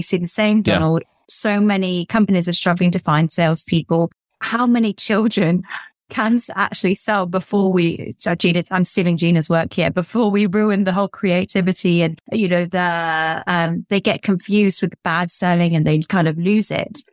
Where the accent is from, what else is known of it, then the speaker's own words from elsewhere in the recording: England, United Kingdom; I'm from England